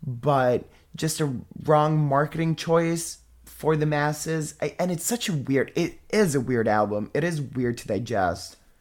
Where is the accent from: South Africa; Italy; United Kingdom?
Italy; I'm from Italy